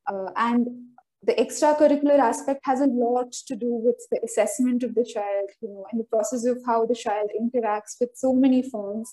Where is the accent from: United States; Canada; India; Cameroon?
India; Kerala; moved away as an adult; now in Delhi, India; I was born and brought up in Kerala.